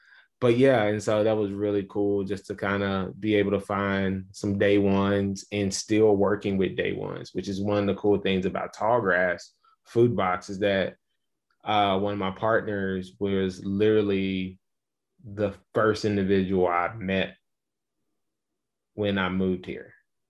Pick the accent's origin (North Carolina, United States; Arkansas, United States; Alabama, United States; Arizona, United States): Arkansas, United States; Little Rock; I know with me growing up in Little Rock, Arkansas, but spending a lot of time on the farm. I am a farm kid.